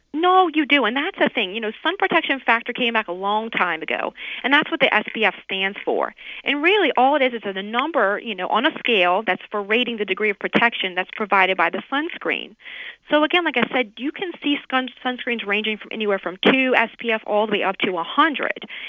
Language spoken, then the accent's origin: English; New Orleans, Louisiana, United States; moved away as an adult; now in Miami, United States; I'm originally from New Orleans, but you know, I I've been in Miami down in Florida for almost like 15 years.